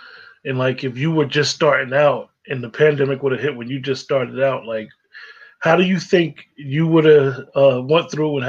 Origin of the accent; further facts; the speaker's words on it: Northeast New Jersey, United States; growing up in Northeast New Jersey, we got all types of different cable networks.